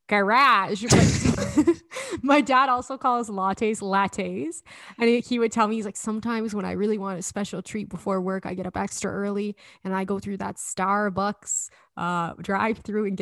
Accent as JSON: {"language": "English", "town": "Edmonton", "region": "Alberta", "country": "Canada", "tie": "born or raised there", "also_born_or_lived": "Toronto", "accent": "Alberta", "moved": "as an adult", "said": "I think my Alberta accent's gotten heavier since moving home."}